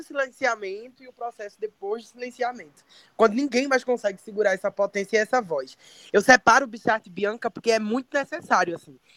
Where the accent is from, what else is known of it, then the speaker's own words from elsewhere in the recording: Santa Rita, Brazil; eu comecei fazendo teatro, eu tinha sete anos de idade, numa ONG lá em Santa Rita, de onde eu sou